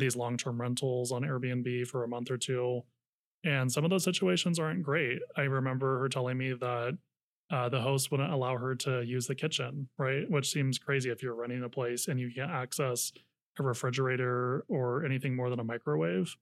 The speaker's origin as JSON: {"language": "English", "area": "Napa County, North Bay", "region": "California", "country": "United States", "tie": "born or raised there", "also_born_or_lived": "San Francisco", "moved": "yes", "lives_now": "Sacramento, United States", "said": "I grew up in the North Bay in Napa County"}